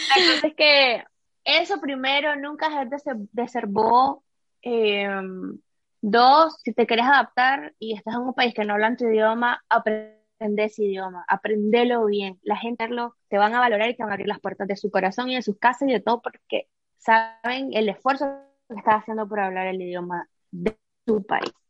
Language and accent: Spanish; Nicaragua; moved away as an adult; vengo de Nicaragua y Nicaragua es un país así, es súper soleado